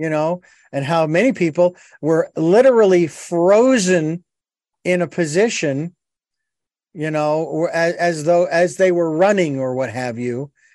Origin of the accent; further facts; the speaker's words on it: Arizona, United States; in Arizona, my home state